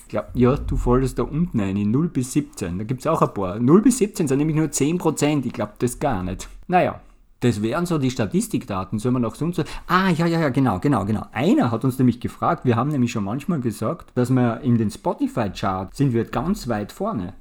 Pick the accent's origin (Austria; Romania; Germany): Austria; Wir sind ja aus Österreich